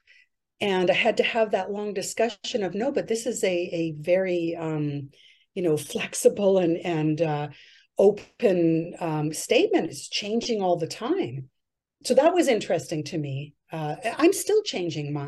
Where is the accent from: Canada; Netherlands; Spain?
Canada; 'Namgis Nation, British Columbia; I'm from the Numgis Nation